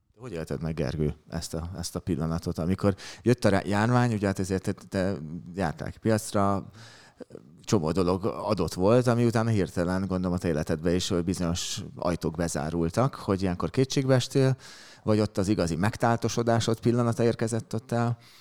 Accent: Budapest, Hungary; kőbányaiként a kannás szomelié

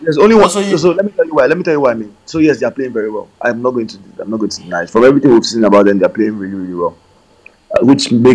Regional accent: Delta, Nigeria; now in Lagos, Nigeria; I'm from Delta State

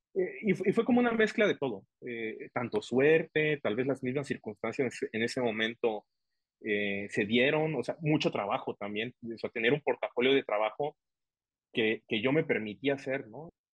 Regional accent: Tuxtla Gutiérrez, Chiapas, Mexico; siendo chiapaneco, siendo tuxtleco

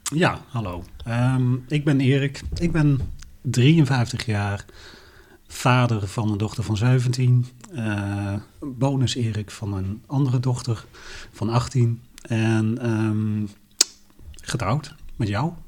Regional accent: Helmond, North Brabant, Netherlands; bij ons in Helmond, waar ik opgegroeid ben

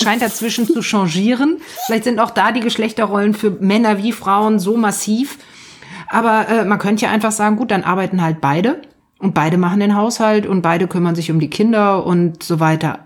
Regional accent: Germany; bei uns in Deutschland

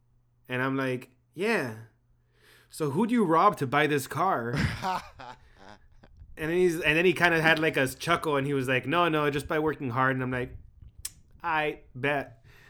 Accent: Calexico, California, United States; But I'm from Calexico

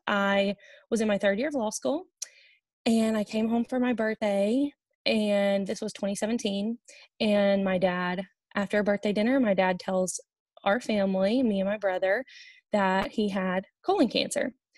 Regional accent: Olive Branch, Mississippi, United States; moved away as an adult; also born or lived in Hattiesburg, Mississippi / Oxford, Mississippi; now in Cincinnati, United States; I am from Olive Branch, Mississippi.

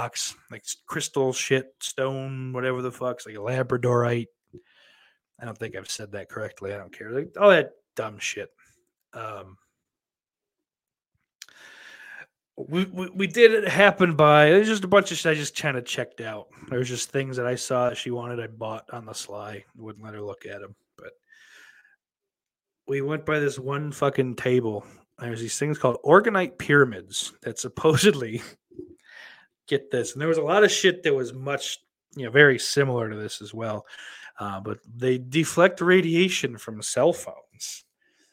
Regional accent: Buffalo, New York, United States; moved away as an adult; also born or lived in Nutley, New Jersey / Lodi, New Jersey / Garfield, New Jersey; I grew up in Western New York, and then I did end up living in West New York, New Jersey

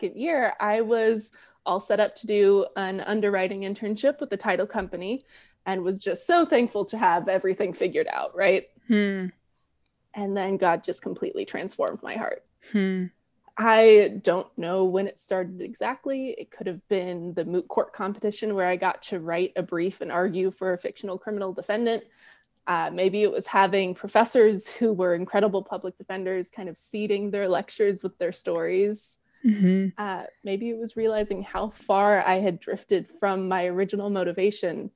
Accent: Southern California, United States; I was a very sheltered white kid growing up in Southern California

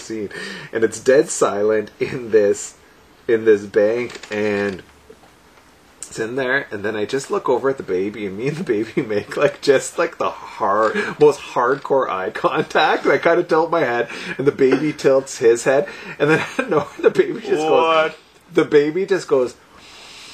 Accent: Sudbury, Ontario, Canada; I grew up in Sudbury, so like I was so used to being around primarily white people

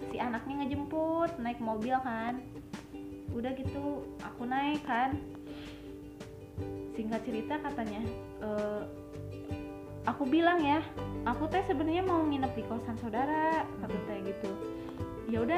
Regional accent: Bogor, West Java, Indonesia; orang Bogor oh dari Bogor katanya

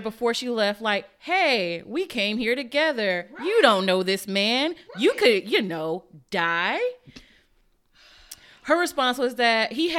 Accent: Virginia, United States; So here's an awkward story. I'm originally from Virginia and went to undergrad there.

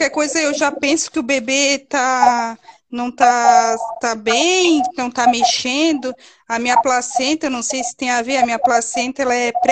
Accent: Santa Catarina, Brazil; Doutor, eu sou de Santa Catarina, eu tô de 38 semanas

